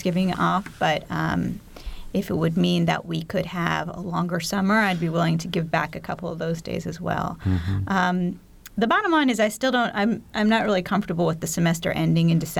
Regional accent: East Coast, United States; now in Bloomington, Indiana, United States; I grew up on the East Coast, and my family still lives there

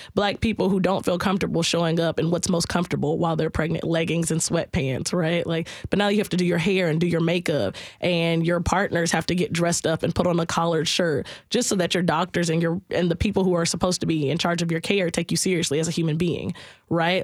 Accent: South Carolina, United States; moved away; I'm originally from South Carolina

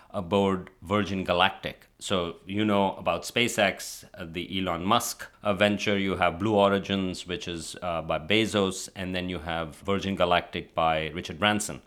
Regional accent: Pakistan; moved away; also born or lived in Karachi; I'm from Pakistan.

